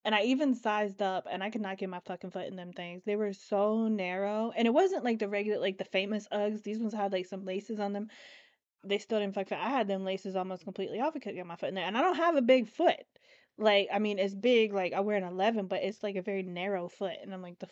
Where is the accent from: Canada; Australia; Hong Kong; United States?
United States; Florida; I'm from Florida